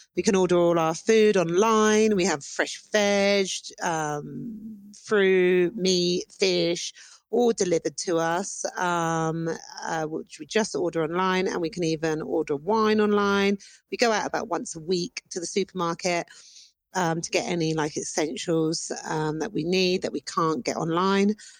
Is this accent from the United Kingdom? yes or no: yes; United Kingdom; moved away as an adult; now in Antigua, Guatemala; I'm British.